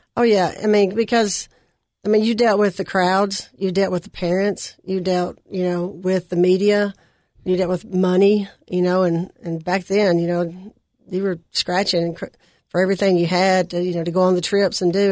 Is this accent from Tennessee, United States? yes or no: yes; Nashville, Tennessee, United States; also born or lived in Cookeville, Tennessee; I grew up in West Nashville